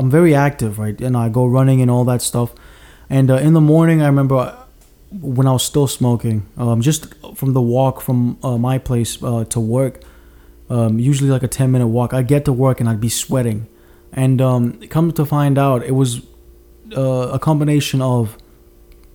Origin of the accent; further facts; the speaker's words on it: Mauritius; moved away; I grew up in Mauritius for a number of years.